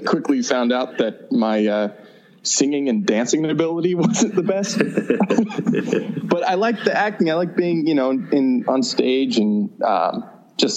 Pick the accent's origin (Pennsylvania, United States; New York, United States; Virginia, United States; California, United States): California, United States; Santa Barbara; moved away as an adult; also born or lived in Los Angeles; I grew up in Santa Barbara